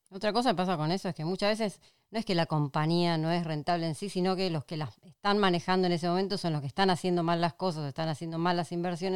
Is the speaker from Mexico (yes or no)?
no; Argentina; acá en Argentina